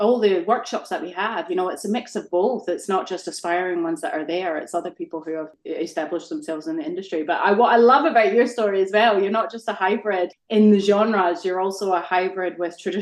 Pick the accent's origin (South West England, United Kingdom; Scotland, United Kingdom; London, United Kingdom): Scotland, United Kingdom; moved away; I grew up in Scotland